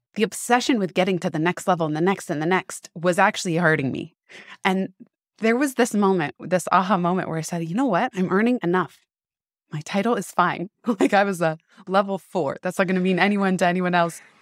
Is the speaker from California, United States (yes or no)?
yes; San Francisco, California, United States; I grew up in San Francisco